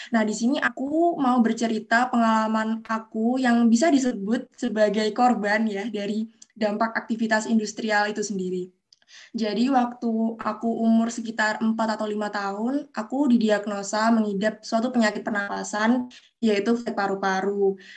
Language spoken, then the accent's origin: Indonesian; Gresik, East Java, Indonesia; Oke, aku mau sedikit bercerita ya. Jadi, aku lahir dan menghabiskan masa kecil aku di kota Gresik. Dan yang seperti kita semua tahu, kalau Gresik itu kan terkenal sebagai kota industri ya